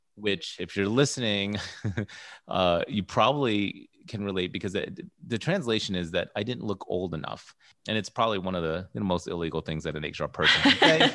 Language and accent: English; United States; I identify as American-born, Filipino, and Guamanian.